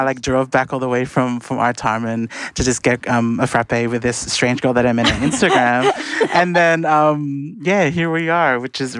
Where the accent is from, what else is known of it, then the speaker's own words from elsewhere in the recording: Blacktown, New South Wales, Australia; we were both from like the Doonside Blacktown area.